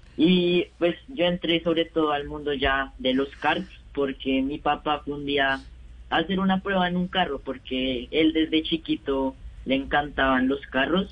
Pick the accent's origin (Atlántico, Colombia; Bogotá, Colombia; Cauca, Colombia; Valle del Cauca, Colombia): Bogotá, Colombia; nací en Bogotá y vivo en Bogotá con, con mi papá y mi mamá y mi hermana